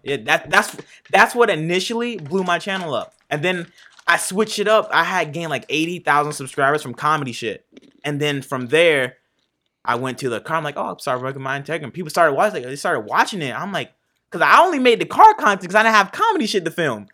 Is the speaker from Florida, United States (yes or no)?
yes; Fort Pierce, Florida, United States; also born or lived in Martin County, Florida / Port Saint Lucie, Florida; I grew up there basically from second grade to sixth grade